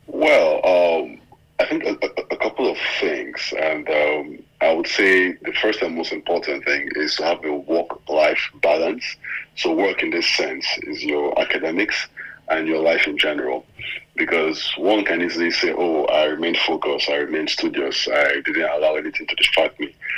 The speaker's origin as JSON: {"language": "English", "country": "Nigeria", "said": "being a Nigerian, being a Nigerian"}